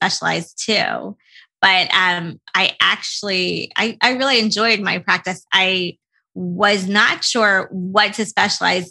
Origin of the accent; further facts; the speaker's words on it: New Jersey, United States; also born or lived in New York; I grew up in New Jersey